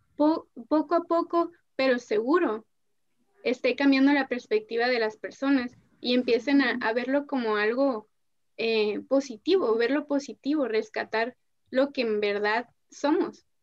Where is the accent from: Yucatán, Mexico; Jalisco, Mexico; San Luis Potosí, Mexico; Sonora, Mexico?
Sonora, Mexico; Ciudad Obregón; en Obregón no hay nada